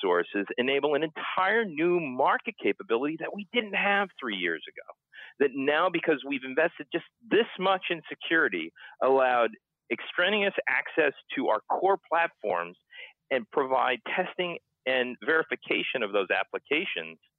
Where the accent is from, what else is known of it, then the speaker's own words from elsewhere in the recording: New Hampshire, United States; moved away as an adult; wanted to move back to my home state of New Hampshire